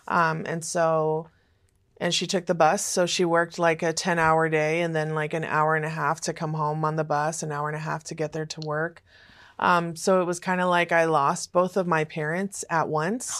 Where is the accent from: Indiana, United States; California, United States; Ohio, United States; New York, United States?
California, United States; Los Angeles; also born or lived in Fresno, California / Oklahoma City, Oklahoma / Sherman Oaks, California; when I was about four and a half, we moved to Hollywood, California